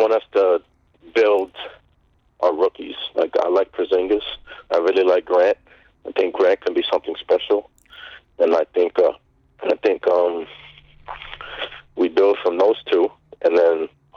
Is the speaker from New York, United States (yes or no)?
yes; Hudson Valley, New York, United States; I'm from the Hudson Valley area.